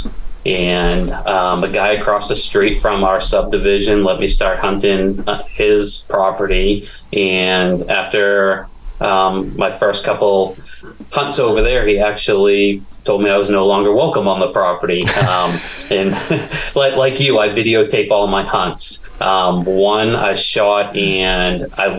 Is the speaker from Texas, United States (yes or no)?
no; New Hampshire, United States; moved away as an adult; also born or lived in South Pacific / Caribbean / Florida; now in Kentucky, United States; growing up in New Hampshire